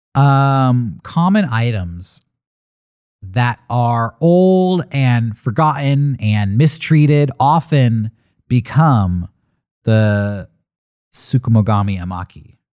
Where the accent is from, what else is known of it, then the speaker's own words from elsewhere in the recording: United States; as an American